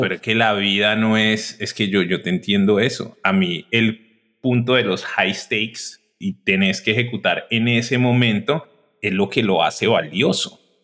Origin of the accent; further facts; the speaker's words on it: Cali, Valle del Cauca, Colombia; moved away as an adult; also born or lived in Bogotá / United States; Yo soy de Cali, soy de Colombia, soy gemelo